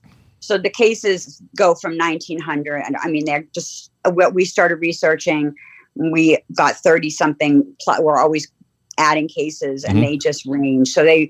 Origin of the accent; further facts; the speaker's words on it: Cambridge, Massachusetts, United States; we grew up in Cambridge, very immersed in the Ivy.